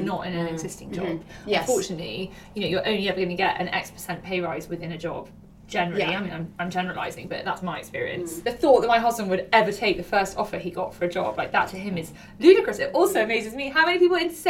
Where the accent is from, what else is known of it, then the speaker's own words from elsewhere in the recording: United Kingdom; we're British and we're female